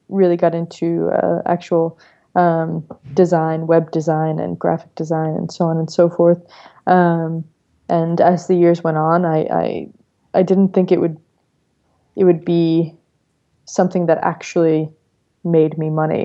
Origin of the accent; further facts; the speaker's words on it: New York, United States; I'm born and raised in New York, Brooklyn to be exact